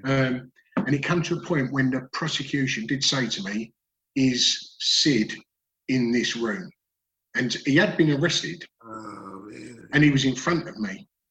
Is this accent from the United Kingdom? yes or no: yes; Dagenham, London, United Kingdom; I grew up in Dagenham in Essex